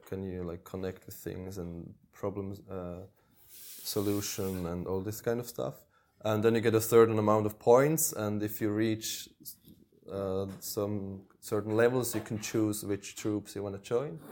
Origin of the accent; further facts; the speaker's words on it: Switzerland; moved away as an adult; also born or lived in Norway; I grew up in Switzerland, which is a, a rich country